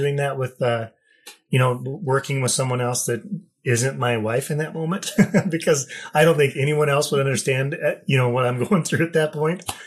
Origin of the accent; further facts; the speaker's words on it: Wyoming, United States; also born or lived in Haiti; I grew up in Wyoming.